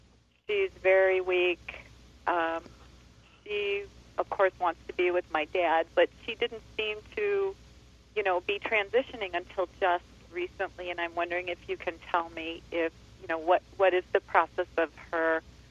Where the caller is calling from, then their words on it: Chicago, Illinois, United States; I'm from Chicago